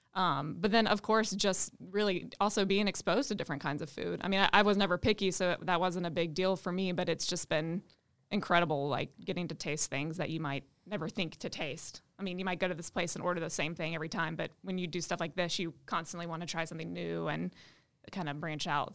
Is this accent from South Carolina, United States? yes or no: yes; Greenville, South Carolina, United States; moved away as an adult; now in Charlotte, United States; I grew up in Greenville, South Carolina. I've been in Charlotte for um, six years now